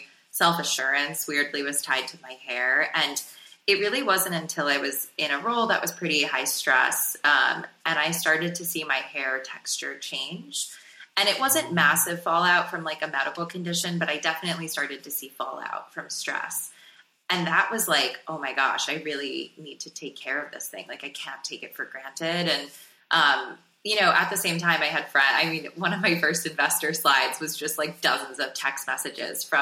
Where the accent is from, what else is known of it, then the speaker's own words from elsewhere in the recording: South Florida, United States; growing up in South Florida